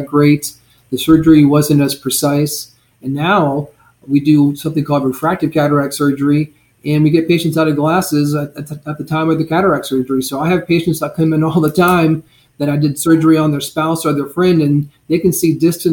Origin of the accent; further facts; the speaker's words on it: Blue Ridge Mountains, United States; now in Southwest Florida, United States; I grew up fishing in the Blue Ridge Mountains